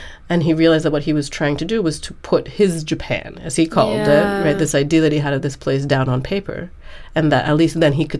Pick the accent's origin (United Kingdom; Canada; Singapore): Singapore; moved away; my experiences of growing up in Singapore